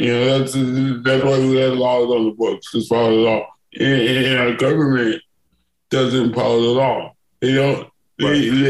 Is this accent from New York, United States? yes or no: yes; New York City, New York, United States; moved away as an adult; also born or lived in Buffalo, New York / Hartford, Connecticut / Bay Area, California; now in Los Angeles, United States; I grew up in New York City.